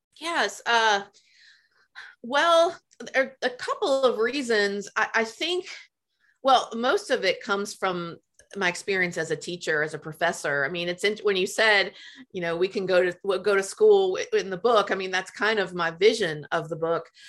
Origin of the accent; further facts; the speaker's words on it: Memphis, Tennessee, United States; moved away; I grew up in Memphis